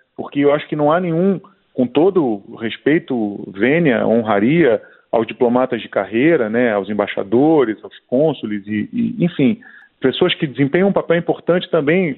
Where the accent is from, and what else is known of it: Brazil; born or raised there